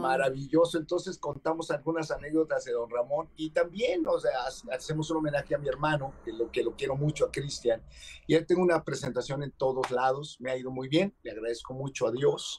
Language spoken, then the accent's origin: Spanish; Mexico; nosotros como mexicanos, los mexicanos